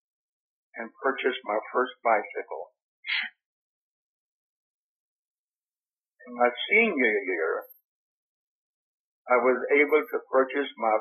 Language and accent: English; Anniston, Alabama, United States; also born or lived in California; I was born in Alabama. Grew up in Alabama and California